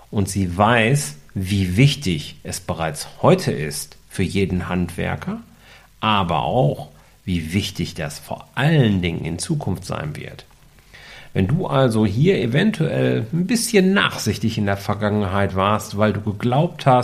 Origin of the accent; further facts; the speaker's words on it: North Rhine-Westphalia, Germany; ich bin ja ein Kind des Ruhrgebiets